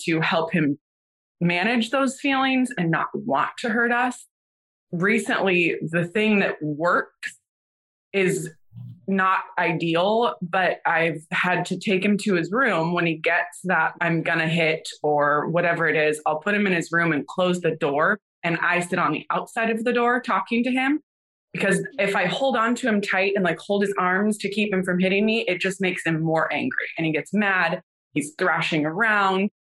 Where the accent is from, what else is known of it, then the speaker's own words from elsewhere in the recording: Northern California, United States; moved away as an adult; now in Nashville, United States; I'm originally from Northern California, born and raised there